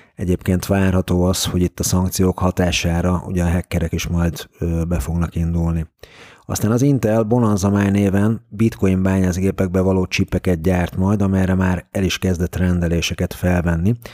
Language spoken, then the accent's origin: Hungarian; Hungary; magyarként nehéz volt az orosz piacon kereskedni közvetlenül